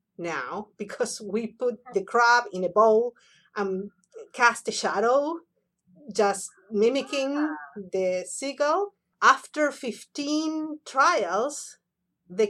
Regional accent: Buenos Aires, Argentina; moved away; I was born and raised in Buenos Aires, Argentina.

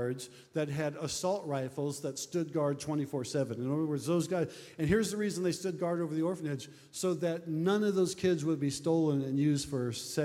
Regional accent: Nebraska, United States; We're from Nebraska.

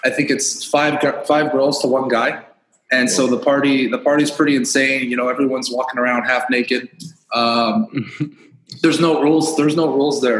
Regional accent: Southern California, United States; now in Miami, United States; I grew up in California, in Southern California

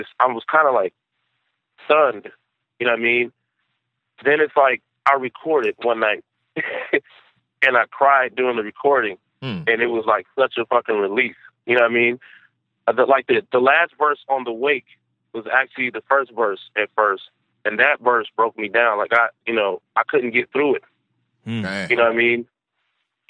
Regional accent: Detroit, Michigan, United States; I'm from Detroit

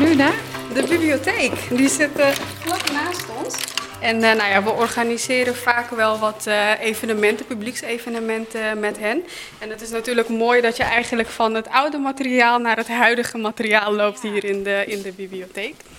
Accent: Suriname; now in Netherlands; ik kom zelf uit Suriname

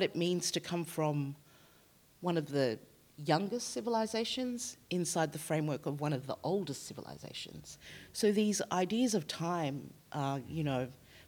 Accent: Australia; I was born here in Australia

